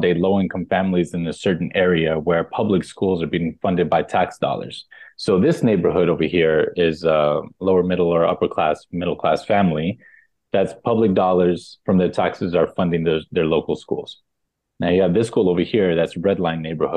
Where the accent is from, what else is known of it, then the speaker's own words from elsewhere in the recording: New York City, New York, United States; also born or lived in Texas; My mom and my sisters and I came to New York kind of to run away from my dad